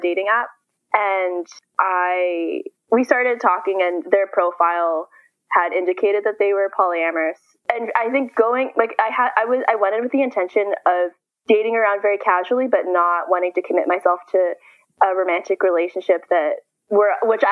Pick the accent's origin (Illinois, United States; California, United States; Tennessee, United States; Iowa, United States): California, United States; San Francisco; I am from San Francisco. But I'm currently in college in Southern California